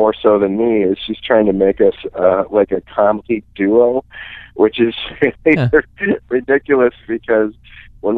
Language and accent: English; Menomonie, Wisconsin, United States; moved away as an adult; now in Minneapolis, United States; I'm from western Wisconsin in a town called Menominee.